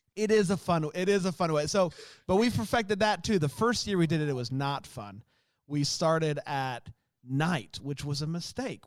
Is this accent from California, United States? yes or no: no; Florida, United States; I grew up in Florida